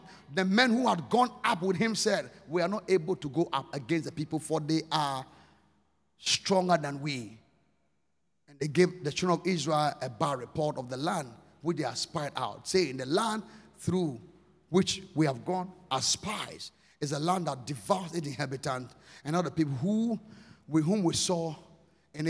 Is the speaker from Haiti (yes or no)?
no; Ghana; I'm Ghanaian. I'm from Ghana.